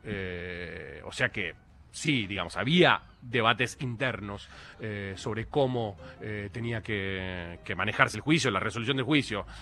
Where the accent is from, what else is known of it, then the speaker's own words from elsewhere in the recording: Argentina; como argentinos